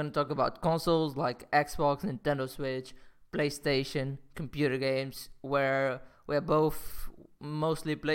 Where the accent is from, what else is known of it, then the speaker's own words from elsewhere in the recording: Portugal; moved away as an adult; also born or lived in London; I'm back from Portugal. That's my home country